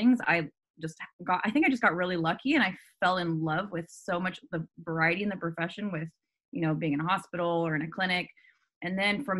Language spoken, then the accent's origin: English; California, United States; I'm from California. So I wanted to stay in California.